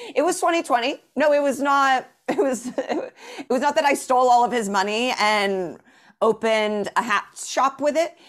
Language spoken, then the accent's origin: English; Indianapolis, Indiana, United States; moved away as an adult; also born or lived in Chicago / Evanston / New York; Born and raised in Indianapolis